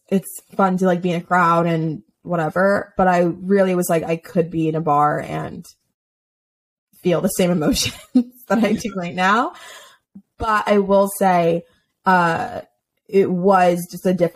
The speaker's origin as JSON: {"language": "English", "region": "Florida", "country": "United States", "tie": "born or raised there", "moved": "yes", "said": "when I grew up in Florida, my dad would go to Bucks games."}